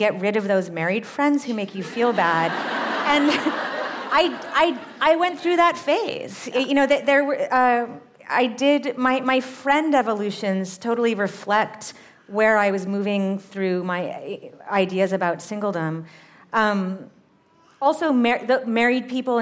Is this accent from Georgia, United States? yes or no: no; Massachusetts, United States; my hometown in Massachusetts